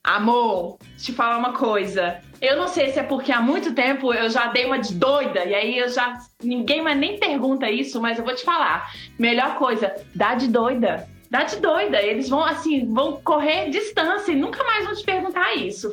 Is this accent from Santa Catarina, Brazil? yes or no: yes; Blumenau, Santa Catarina, Brazil; now in Belo Horizonte, Brazil; eu sou de Blumenau